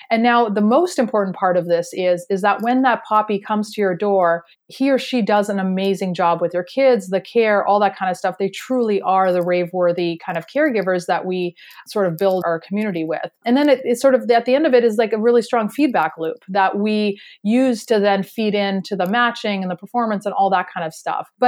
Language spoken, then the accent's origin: English; Canada; that we're originally from Canada, but we have moved around a lot for our careers and education everywhere within Canada and the US. We even lived in China for a little while.